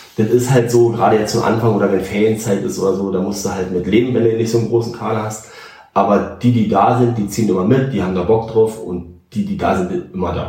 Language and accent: German; Northern Germany, Germany; ich bin Strandkind, ich komme von da oben, also Küsse.